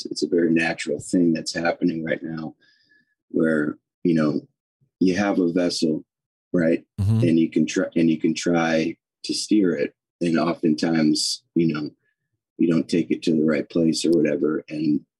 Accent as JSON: {"language": "English", "town": "Cleveland", "region": "Ohio", "country": "United States", "tie": "born or raised there", "said": "I grew up in Cleveland, Ohio"}